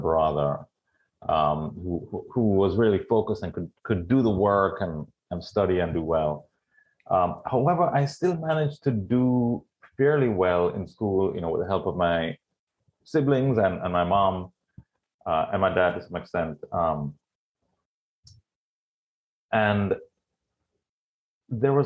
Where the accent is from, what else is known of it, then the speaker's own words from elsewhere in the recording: Jamaica; moved away as an adult; also born or lived in California / Florida; I was born and raised in Jamaica. My dad was Jamaican, but my mom was from Trinidad.